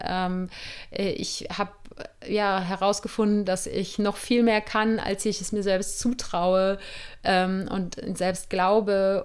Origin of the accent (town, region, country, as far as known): Germany; born or raised there; moved away as an adult